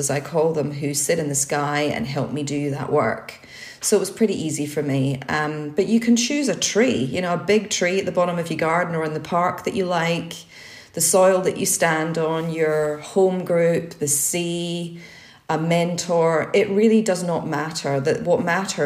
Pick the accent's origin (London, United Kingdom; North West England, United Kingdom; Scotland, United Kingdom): Scotland, United Kingdom; I was brought up in Scotland